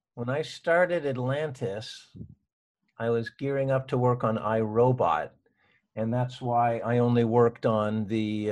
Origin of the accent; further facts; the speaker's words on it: Toronto, Ontario, Canada; moved away as an adult; now in Vancouver, Canada; I was from Toronto.